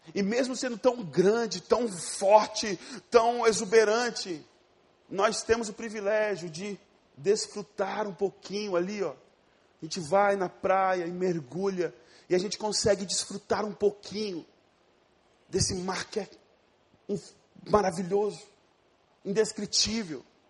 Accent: Ariquemes, Rondônia, Brazil; moved away; eu não sou do Rio de Janeiro, eu sou de Rondônia, de uma cidade chamada Ariquemes

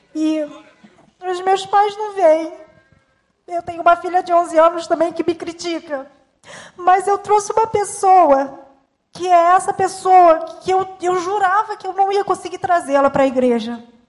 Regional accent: Paraná, Brazil; moved away; depois nós fomos embora também do Paraná, onde eu, onde eu nasci

